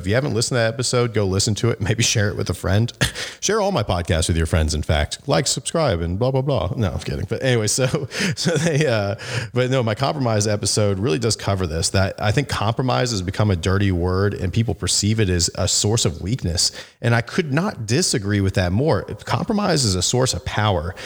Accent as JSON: {"language": "English", "region": "Arizona", "country": "United States", "tie": "born or raised there", "also_born_or_lived": "Phoenix, Arizona", "said": "It's my, my home state. I live in, in Phoenix, Arizona"}